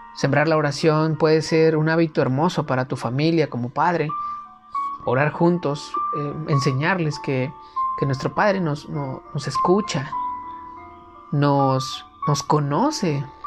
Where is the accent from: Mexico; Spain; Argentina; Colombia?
Mexico; en mi país, por ejemplo en México